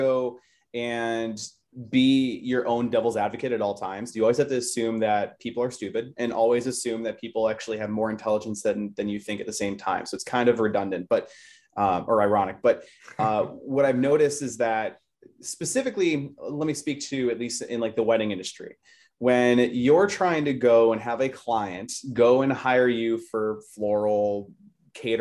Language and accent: English; Chicago, Illinois, United States; moved away; I'm originally from Chicago